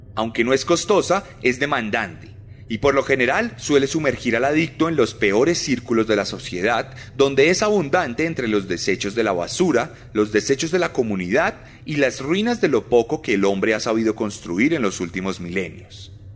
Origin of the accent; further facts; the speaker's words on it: Bogotá, Colombia; como yo, creció en las calles hostiles de Bogotá